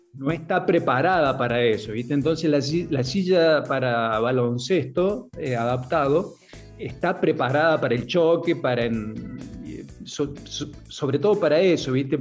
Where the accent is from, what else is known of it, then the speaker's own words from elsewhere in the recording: interior of San Luis, Argentina; also born or lived in Córdoba; now in San Luis, Argentina; yo soy en realidad del interior de San Luis